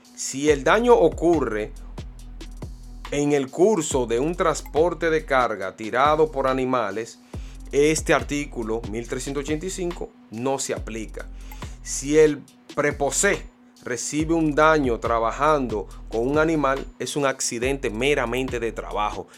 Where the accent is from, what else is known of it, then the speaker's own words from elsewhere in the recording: Santo Domingo, Distrito Nacional, Dominican Republic; Matahambre fue mi barrio natal donde yo me pulí, eché los dientes